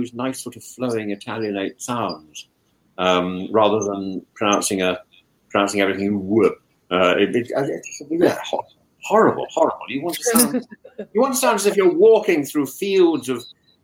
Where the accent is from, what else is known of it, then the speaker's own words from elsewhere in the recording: Greece; Just take it from a modern Greek